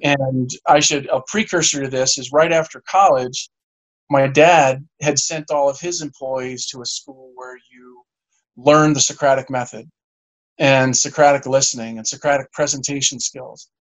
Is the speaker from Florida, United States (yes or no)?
no; Garden City, New York, United States; also born or lived in Suffolk County, New York / Cooperstown, New York; we grew up in in Garden City